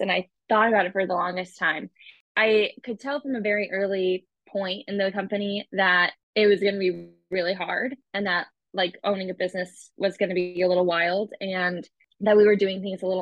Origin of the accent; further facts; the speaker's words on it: Leavenworth, Kansas, United States; also born or lived in Austin, Texas; now in Kansas City, United States; I'm from Kansas City originally. I'm from Leavenworth, really. Grew up there.